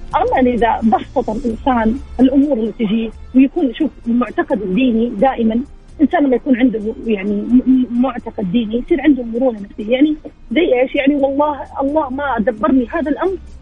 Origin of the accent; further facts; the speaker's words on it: Jeddah, Makkah Province, Saudi Arabia; من جده